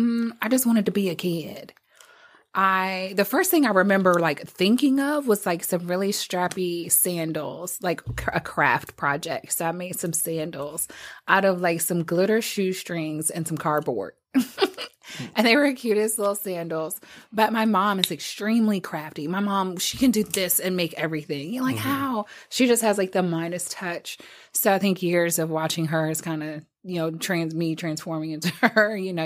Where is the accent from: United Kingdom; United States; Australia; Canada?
United States; Fort Lauderdale, Florida; born there; So, but my parents, I was born in Fort Lauderdale, Florida.